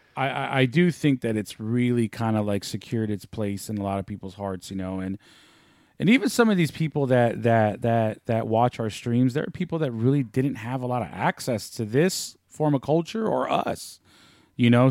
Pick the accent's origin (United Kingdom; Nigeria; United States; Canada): United States; San Francisco, California; growing up in San Francisco